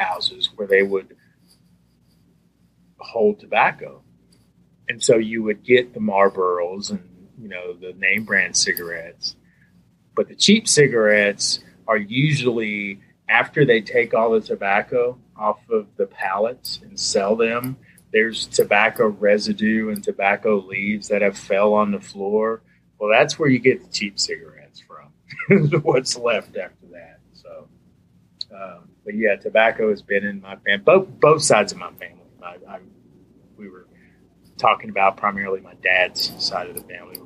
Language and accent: English; Danville, Virginia, United States; accent: Virginia accent; moved away as an adult; now in Louisville, United States; the city that I grew up in, mainly, I consider my hometown in Danville, Virginia